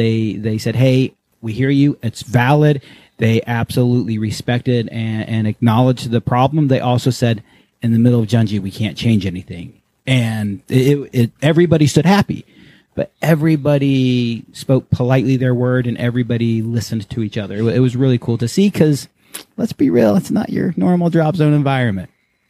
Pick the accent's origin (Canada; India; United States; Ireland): United States; Tennessee and Alabama; accent: southern; moved away; also born or lived in Virginia / Japan / Texas; I grew up in Tennessee and Alabama, and I tried not to talk like this, because when I moved to Japan, I was made fun of, because I was a stupid southern hick.